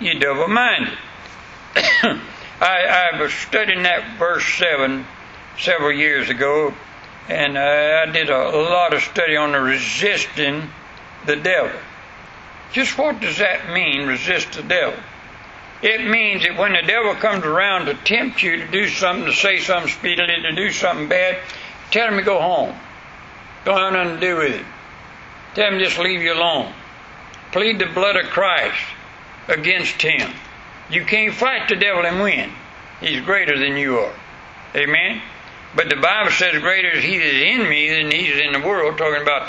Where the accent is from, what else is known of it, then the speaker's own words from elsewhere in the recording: West Florida, United States; accent: country; I was from West Florida up in way back in the woods